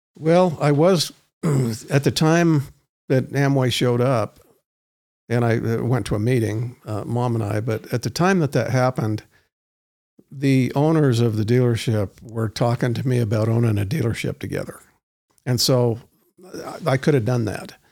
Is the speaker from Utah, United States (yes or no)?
yes; Roy, Utah, United States; I grew up in Roy, not that Roy's a bad place